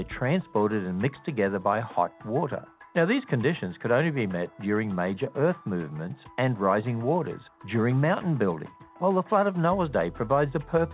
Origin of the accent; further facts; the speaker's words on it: Australia; my home country of Australia.